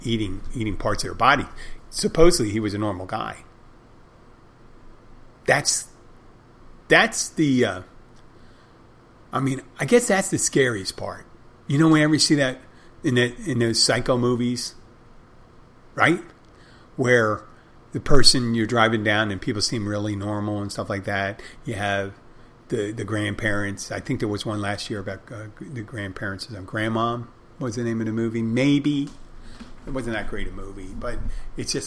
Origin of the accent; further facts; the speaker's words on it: Philadelphia, Pennsylvania, United States; now in Miami, United States; I'm originally from Philadelphia